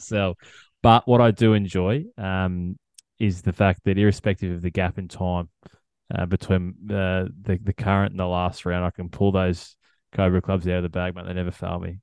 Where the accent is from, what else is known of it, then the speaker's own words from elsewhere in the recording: Australia; as an Australian golf fan